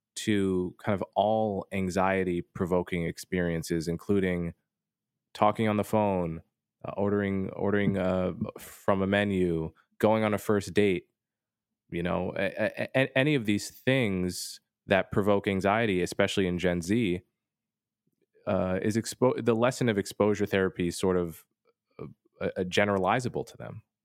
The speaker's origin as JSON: {"language": "English", "country": "United States", "said": "as an American"}